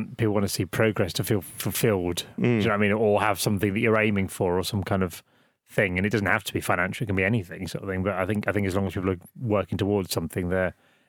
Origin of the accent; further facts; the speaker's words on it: Norwich, East of England, United Kingdom; I'm 44, I'm from Norwich